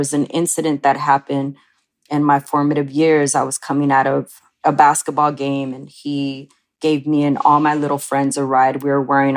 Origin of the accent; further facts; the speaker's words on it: Oxnard, California, United States; I grew up in a Chicano Mexican-American family, and I grew up in Oxnard, which was right outside of Los Angeles.